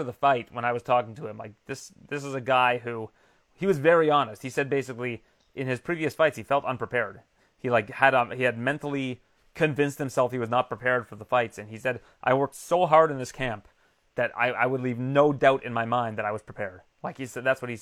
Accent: Canada; I'm Canadian

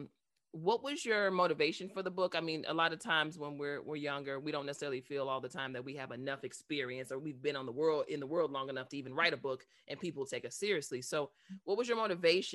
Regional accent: Chicago, Illinois, United States; I'm from Chicago

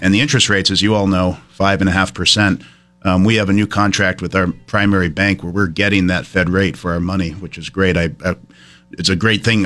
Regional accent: Brattleboro, Vermont, United States; growing up in Brattleboro

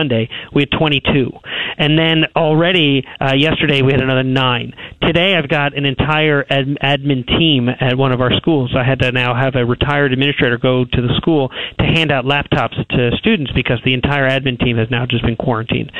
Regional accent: New York, United States; moved away; we're from New York

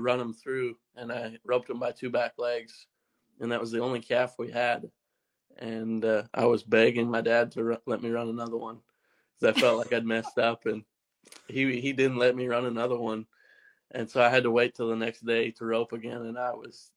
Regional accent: Stettler, Alberta, Canada; my hometown, Stettler, Alberta

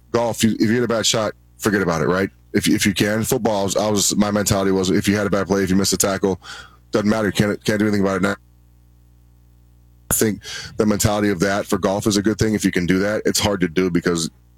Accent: New Mexico, United States; I grew up in New Mexico

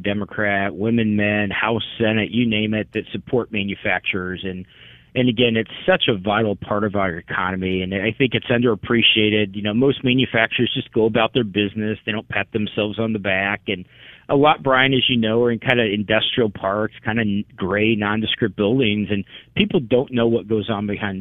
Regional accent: Decatur, Illinois, United States; I grew up in Decatur and, you know, and went to school at Illinois Wesleyan University in Bloomington

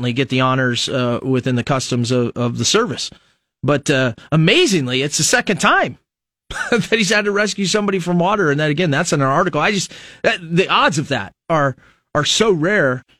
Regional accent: United States; also born or lived in Lincoln, Nebraska; as an American citizen now

